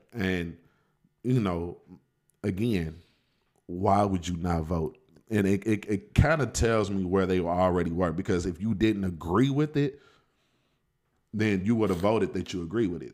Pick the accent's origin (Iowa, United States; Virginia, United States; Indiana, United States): Indiana, United States; Indianapolis; I'm from Indianapolis, but I was also in education uh, for 16 years